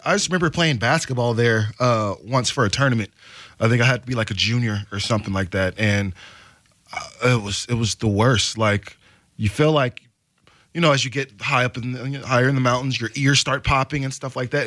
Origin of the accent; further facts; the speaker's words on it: Portland, United States; I love it ish here for the most part